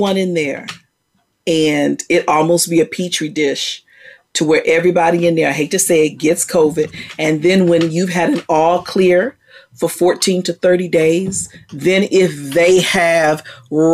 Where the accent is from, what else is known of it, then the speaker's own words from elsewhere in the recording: Virginia, United States; now in Texas, United States; I grew up in Virginia.